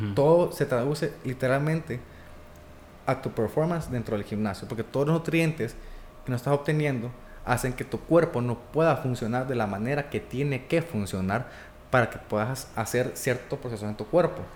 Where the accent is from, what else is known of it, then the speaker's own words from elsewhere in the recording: Honduras; nací en Honduras